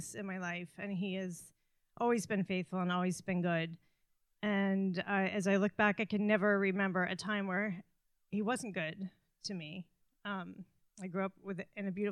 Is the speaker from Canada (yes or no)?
yes; Canada; moved away; I'm Canadian and my family's in Canada.